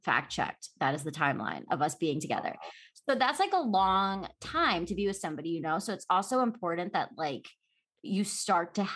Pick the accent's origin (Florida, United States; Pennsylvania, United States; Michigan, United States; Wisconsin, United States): Pennsylvania, United States; Philadelphia; moved away as an adult; also born or lived in New York, United States; now in Los Angeles, United States; I grew up in Philadelphia. I'm from the East Coast